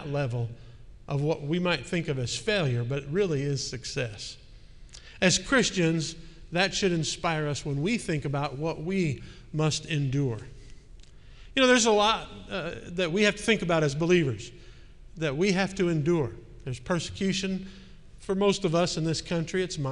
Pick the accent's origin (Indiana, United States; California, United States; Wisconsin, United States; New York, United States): Wisconsin, United States; Milwaukee; moved away; my hometown of Milwaukee